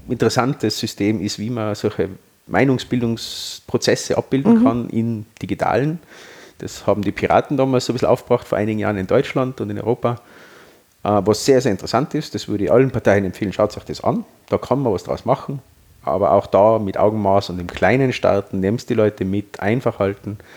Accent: Austria; Äh, wir sind Österreicher und wir haben eine österreichische Lösung.

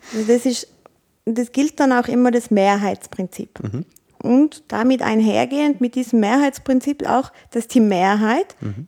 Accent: Tyrol, Austria; Als Tirolerin

